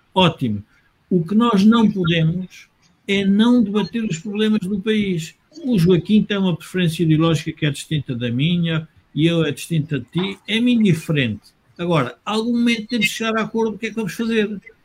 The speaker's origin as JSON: {"language": "Portuguese", "country": "Portugal", "said": "Nós, como portugueses"}